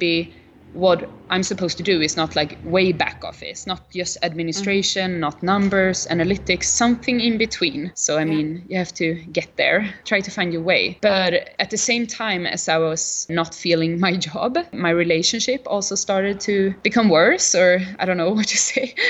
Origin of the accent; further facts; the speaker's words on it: Gothenburg, Västra Götaland, Sweden; moved away as an adult; also born or lived in Malmö; to move to Gothenburg, to my hometown